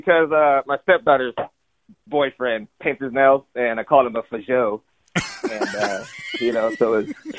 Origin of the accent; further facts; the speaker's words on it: San Francisco, California, United States; Have been since I was a kid. I'm from Frisco.